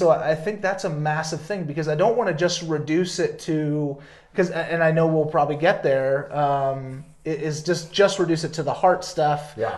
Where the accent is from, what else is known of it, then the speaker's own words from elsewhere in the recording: the South, United States; You know, I grew up in the South, you know, and there's a certain like, and especially like different parts of the Deep South